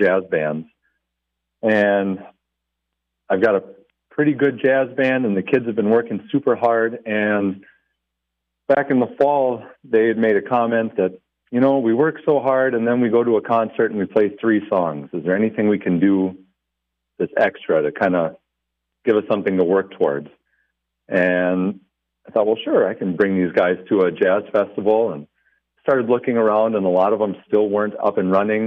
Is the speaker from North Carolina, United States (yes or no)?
no; Glencoe, Minnesota, United States; also born or lived in Little Fork, Minnesota / Big Falls, Minnesota; My wife and I grew up in Glencoe.